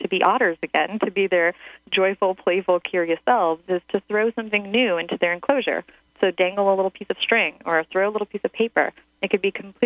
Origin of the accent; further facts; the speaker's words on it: Ukraine; now in United States; I grew up in Ukraine